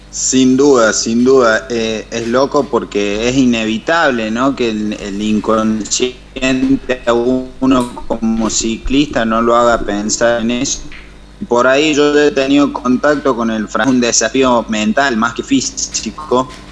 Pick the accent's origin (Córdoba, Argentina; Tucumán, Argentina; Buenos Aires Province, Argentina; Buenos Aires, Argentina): Córdoba, Argentina; his town in the Sierras de; mi pueblo